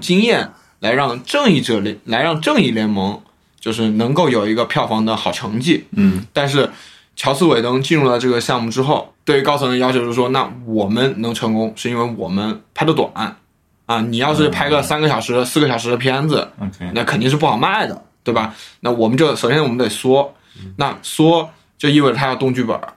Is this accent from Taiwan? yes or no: no; China; 我们大陆这边也是有响应的